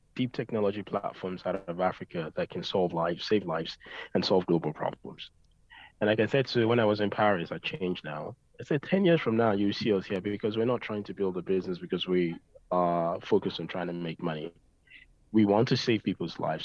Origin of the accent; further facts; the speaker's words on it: Dublin, Leinster, Ireland; I grew up in Ireland in Dublin